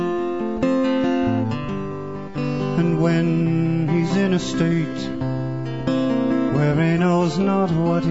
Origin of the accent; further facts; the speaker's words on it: Red Deer, Alberta, Canada; I'm from Red Deer